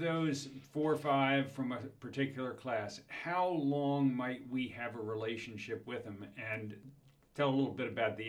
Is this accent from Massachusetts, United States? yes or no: no; Baltimore, Maryland, United States; growing up in Baltimore